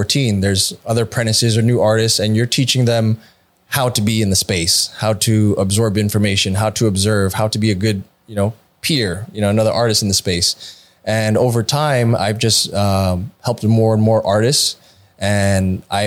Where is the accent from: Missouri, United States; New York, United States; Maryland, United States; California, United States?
New York, United States; now in Austin, United States; I'm from New York